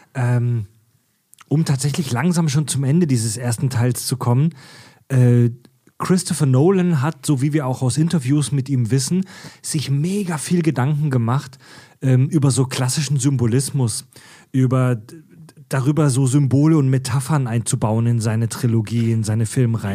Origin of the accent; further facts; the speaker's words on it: Pforzheim, Baden-Württemberg, Germany; in meiner Heimatstadt Pforzheim